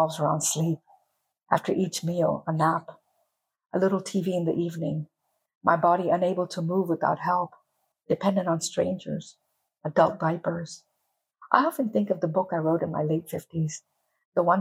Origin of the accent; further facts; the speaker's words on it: Panama; first language English; also born or lived in United States; my parents were immigrants, so they came from India, and I was born in Panama